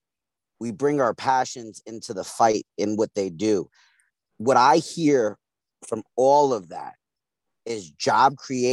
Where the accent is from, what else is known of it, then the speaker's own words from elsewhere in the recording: Brooklyn, New York, United States; Yeah, I'm from East New York, Brooklyn. Grew up, raised, the whole nine.